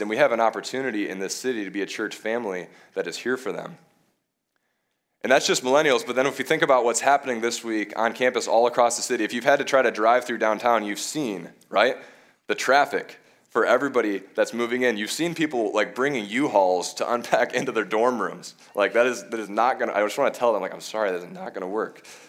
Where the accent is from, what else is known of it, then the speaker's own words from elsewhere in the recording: Michigan, United States; moved away as an adult; also born or lived in Bowling Green, Ohio; now in Madison, United States; I'm originally from Michigan